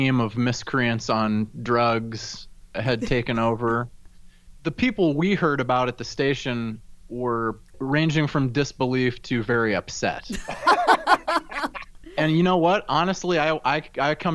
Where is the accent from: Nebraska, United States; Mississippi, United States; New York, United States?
Nebraska, United States; Omaha; moved away; my hometown of Omaha, Nebraska